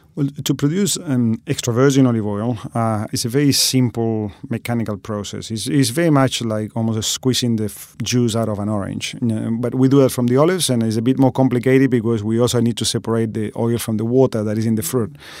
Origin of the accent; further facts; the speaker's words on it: Argentina; moved away as an adult; now in Australia; I'm originally from Argentina